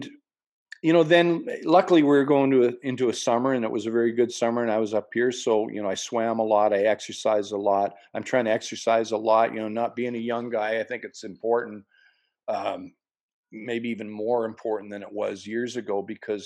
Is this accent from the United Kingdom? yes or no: no; Lynn Lake, Manitoba, Canada; up to my hometown of Lynn Lake, Manitoba, where I was born